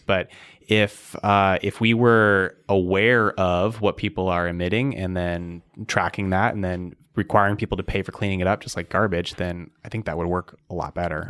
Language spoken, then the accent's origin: English; Arizona, United States; moved away as an adult; now in Seattle, United States; grew up in Arizona and I've lived in Seattle for eight years